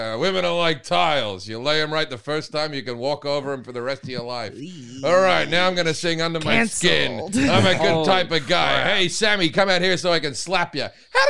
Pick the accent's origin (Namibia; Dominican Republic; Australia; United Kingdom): Australia; now in United States; I used to have a lot of geckos come into my house as a kid.